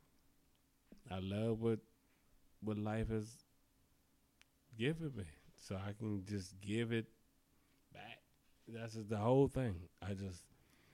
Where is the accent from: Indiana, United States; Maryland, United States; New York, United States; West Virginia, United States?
Maryland, United States; Prince George's County; as a black nigga growing up in Prince George's County, I grew up out people up the street doing what they done.